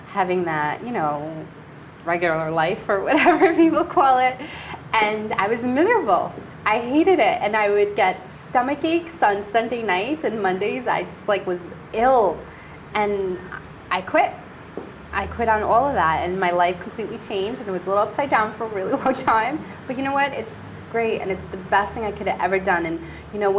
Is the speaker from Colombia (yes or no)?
yes; Colombia; moved away; I was born in Colombia, Hispanic